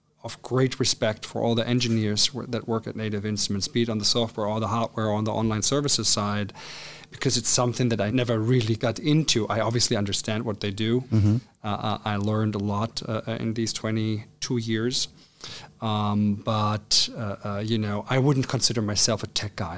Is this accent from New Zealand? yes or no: no; Cologne, North Rhine-Westphalia, Germany; moved away as an adult; also born or lived in Trier / Spain / Hamburg; I'm actually from Cologne. I've been born in Cologne, Germany, and lived there for the first 18 years of my life with my parents and my brother